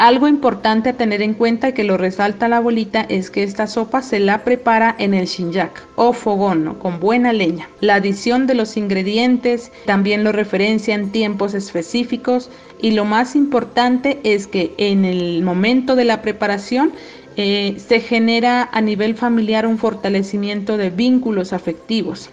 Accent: Sibundoy, Putumayo, Colombia; orgullosamente del pueblo indígena Canchavia del territorio ancestral Tabanoc en el municipio de Sibundoy.

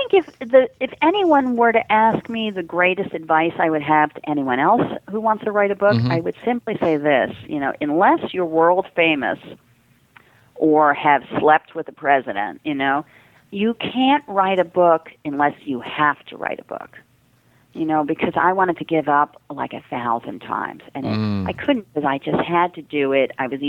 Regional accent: New York City, New York, United States; Now, I am a New Yorker, but I didn't know what the hell St. Paul's was. I mean, I'm Jewish.

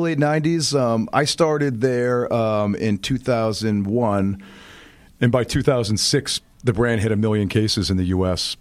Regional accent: Boston, Massachusetts, United States; also born or lived in outside New York City; now in New York City area, United States; I'm a northeaster, born and raised, grew up right outside Boston

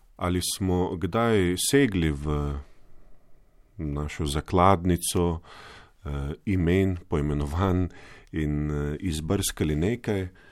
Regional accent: Slovenia; Slovenci smo

